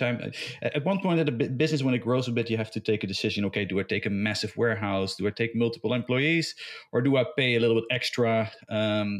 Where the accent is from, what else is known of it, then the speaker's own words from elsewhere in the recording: Netherlands; moved away as an adult; also born or lived in Belgium / Spain / United States; now in Dubai, United Arab Emirates; I'm originally from Holland